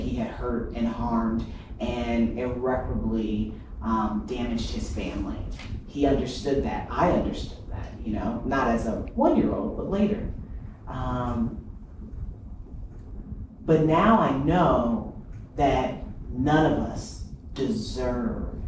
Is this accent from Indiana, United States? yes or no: yes; Fort Wayne, Indiana, United States; I grew up in Fort Wayne, Indiana